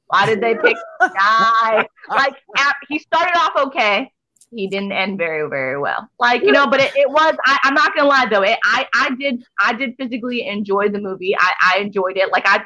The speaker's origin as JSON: {"language": "English", "town": "New York City", "region": "New York", "country": "United States", "said": "I'm from New York City"}